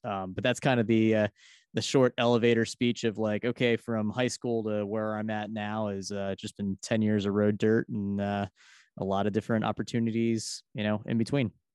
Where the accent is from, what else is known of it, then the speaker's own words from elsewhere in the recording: Philadelphia, Pennsylvania, United States; I'm from Philadelphia, Pennsylvania.